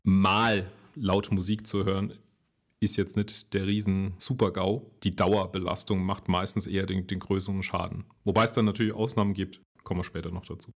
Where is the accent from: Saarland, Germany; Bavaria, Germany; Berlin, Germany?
Saarland, Germany; komme ich ja aus dem Saarland